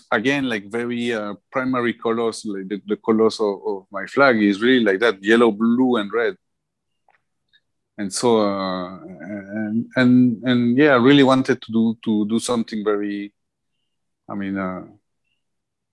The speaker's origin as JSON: {"language": "English", "country": "Colombia", "said": "I'm from Colombia"}